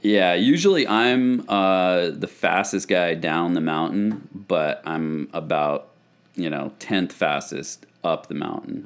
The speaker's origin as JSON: {"language": "English", "town": "Plattsburgh", "region": "New York", "country": "United States", "tie": "born or raised there", "also_born_or_lived": "France", "moved": "yes", "said": "back in, uh, upstate New York, where I grew up in Plattsburgh"}